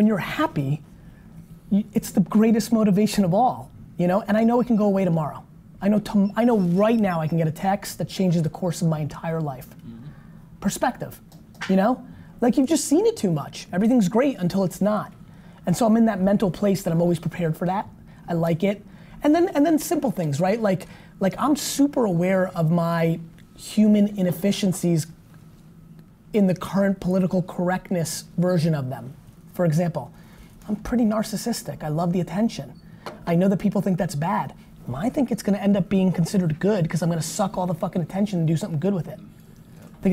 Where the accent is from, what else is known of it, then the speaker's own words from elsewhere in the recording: Russia; I was born in Soviet Russia